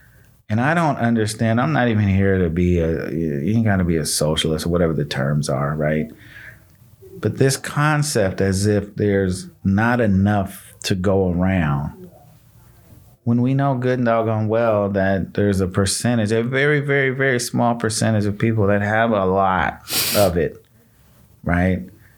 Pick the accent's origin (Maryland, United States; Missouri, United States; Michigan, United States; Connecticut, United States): Michigan, United States; born there; I told you I was born in Michigan. My family moved from Michigan because it really wasn't nothing.